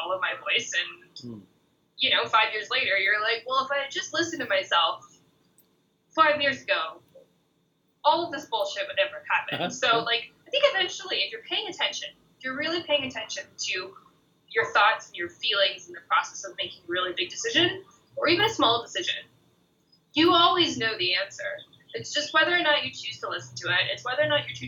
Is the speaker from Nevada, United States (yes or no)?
yes; Reno, Nevada, United States; moved away as an adult; also born or lived in Middlebury, Vermont; I was born in Reno, Nevada